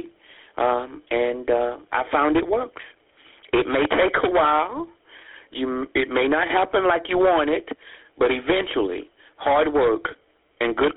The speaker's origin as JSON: {"language": "English", "town": "Jacksonville", "region": "North Carolina", "country": "United States", "tie": "born or raised there", "also_born_or_lived": "New York", "moved": "as an adult", "said": "growing up in Jacksonville, North Carolina"}